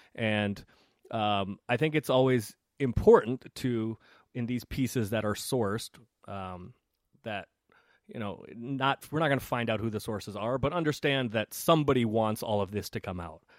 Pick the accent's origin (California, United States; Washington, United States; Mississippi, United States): California, United States; San Francisco; I grew up, I grew up in San Francisco